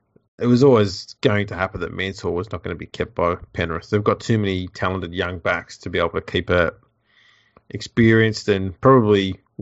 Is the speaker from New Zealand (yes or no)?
yes; New Zealand; I'm just a Kiwi.